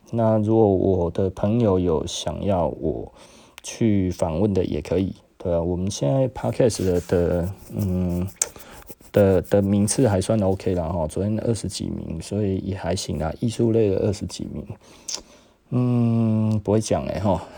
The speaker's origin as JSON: {"language": "Chinese", "country": "Taiwan", "said": "我就是台湾人嘛"}